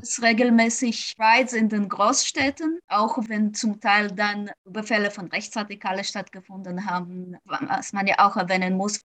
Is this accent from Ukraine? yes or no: yes; Kharkiv, Kharkiv Oblast, Ukraine; now in Munich, Germany; komme aus Kharkiv, der Ukraine